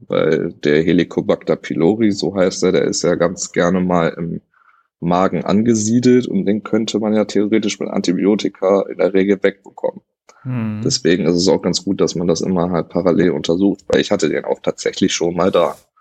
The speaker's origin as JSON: {"language": "German", "town": "Hanover", "region": "Lower Saxony", "country": "Germany", "tie": "born or raised there", "also_born_or_lived": "Wernigerode", "said": "bin ich dann zurück nach Hannover"}